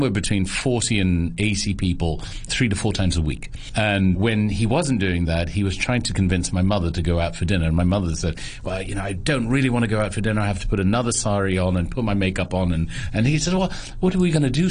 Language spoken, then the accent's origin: English; Hong Kong; We moved in December 1970. And the only reason I know that is because I was born in January 1971. So I was the first child to move in there